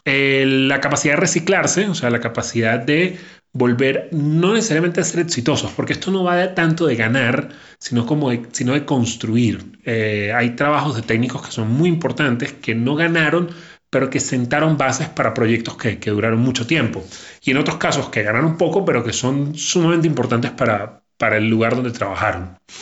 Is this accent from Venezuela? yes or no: yes; Venezuela; los que somos venezolanos